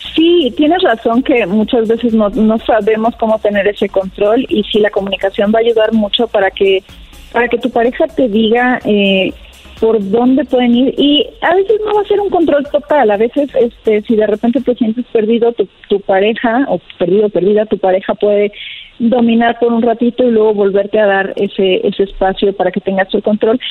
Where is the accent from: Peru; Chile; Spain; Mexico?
Mexico; Torreón, Coahuila; now in Mexico City, Mexico; soy de Torreón, pero ya estoy acá en Ciudad de México viviendo